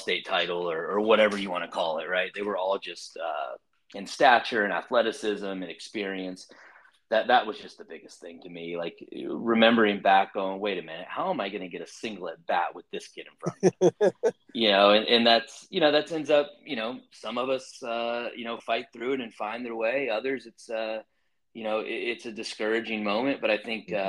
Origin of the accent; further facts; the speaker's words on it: Lakeland, Florida, United States; moved away as an adult; now in College Station, United States; grew up just between Tampa and Orlando for the most part, right in the city known as Lakeland